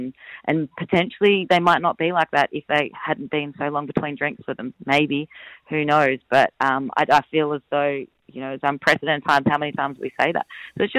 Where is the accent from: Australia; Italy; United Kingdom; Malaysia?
Australia; Adelaide, South Australia; moved away; also born or lived in Perth; I'm from Adelaide, lived in Perth